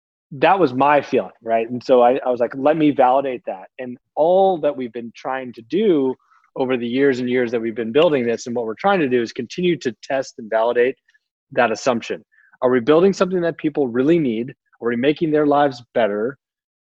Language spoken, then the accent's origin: English; Palo Alto, California, United States; also born or lived in San Francisco; I grew up down in Palo Alto